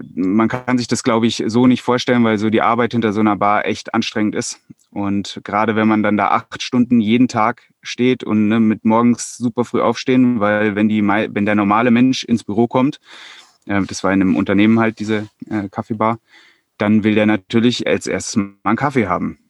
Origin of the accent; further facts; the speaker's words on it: Hesse, Germany; moved away as an adult; now in Bavaria, Germany; Ich komme ursprünglich mal aus Hessen